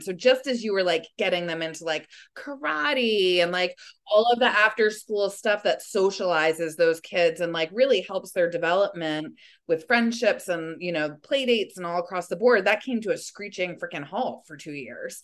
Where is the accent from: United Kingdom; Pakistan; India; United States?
United States; Springs, New York; also born or lived in Sag Harbor; I'm from Springs, like my children are going to spring school just like I did